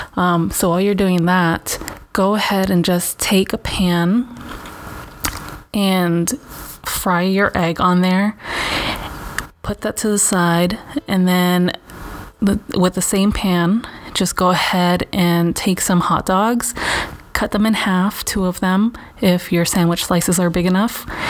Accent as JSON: {"language": "English", "town": "Los Angeles", "region": "California", "country": "United States", "tie": "born or raised there", "said": "I grew up in Venice."}